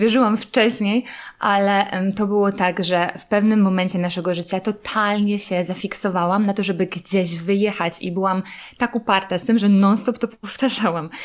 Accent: Silesian Voivodeship, Poland; ja pochodzę ze Śląska

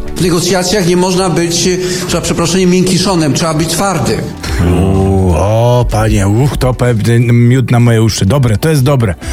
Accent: Silesian Voivodeship, Poland; Jak to się godo u nas na Śląsku

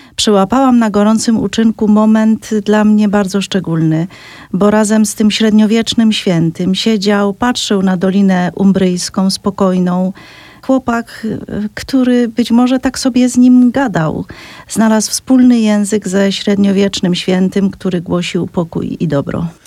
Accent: Cieszyn Silesia, Silesian Voivodeship, Poland; ja w samej Wiśle nie mieszkam wprawdzie, ale mówiąc u nas mam na mhm. myśli Śląsk Cieszyński

